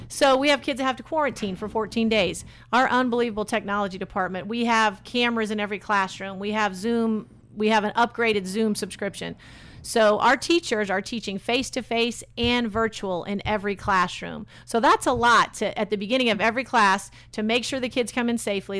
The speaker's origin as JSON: {"language": "English", "town": "Kalamazoo", "region": "Michigan", "country": "United States", "also_born_or_lived": "North Carolina", "moved": "yes", "lives_now": "Indianapolis, United States", "said": "I am from Kalamazoo, Michigan originally."}